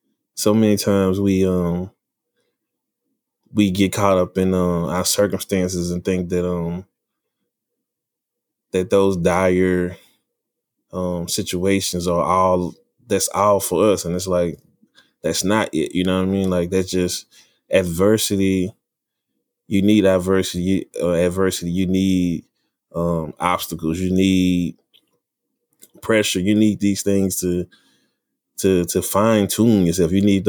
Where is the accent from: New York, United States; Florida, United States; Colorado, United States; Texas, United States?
Texas, United States; Dallas; I'm from Dallas, Texas. West Dallas, to be precise.